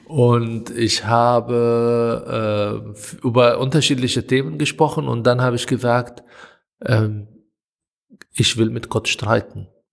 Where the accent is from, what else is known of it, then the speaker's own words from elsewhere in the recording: Israel; German is a second language; moved away as an adult; now in Germany; als Palästinenser, als arabischer Israeli, der in ein Land, aus einem Land kommt, wo Konflikt mit dem Juden stattfindet